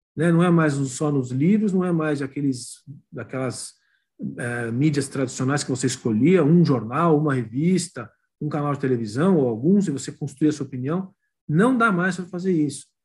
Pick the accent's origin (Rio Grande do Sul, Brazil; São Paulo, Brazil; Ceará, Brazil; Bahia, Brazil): São Paulo, Brazil; eu sou paulistano aqui, mistura filho de neto de estrangeiros, mas totalmente brasileiro